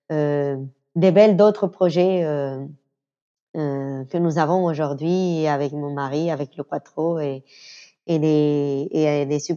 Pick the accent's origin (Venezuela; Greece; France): Venezuela; French is a second language; Le quattro, je l'avais joué à l'école quand j'étais petite au Venezuela.